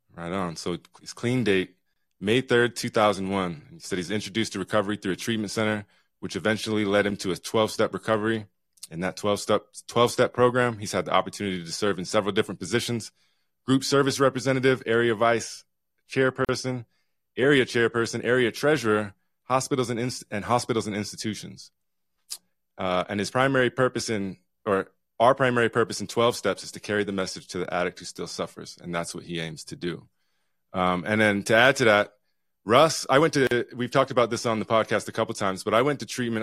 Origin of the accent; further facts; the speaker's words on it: Utah, United States; now in Juneau, United States; I grew up here in Utah a long time ago